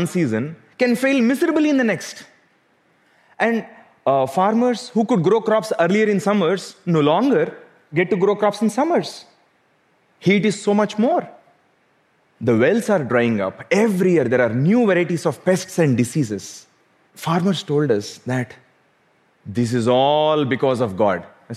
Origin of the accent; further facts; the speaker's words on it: South India, India; Growing up in South India, I could not overlook what poverty did to our farmers.